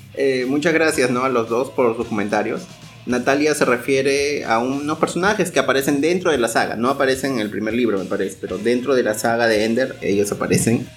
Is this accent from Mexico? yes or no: no; Peru; now in Brazil; nosotros somos también inmigrantes, ¿no? Nosotros somos peruanos, pero vivimos en Brasil